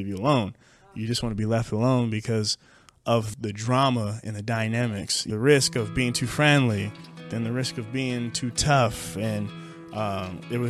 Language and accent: English; Madera, California, United States; I grew up in a small town in Central Valley, California, Madera, California. I was born there in 1988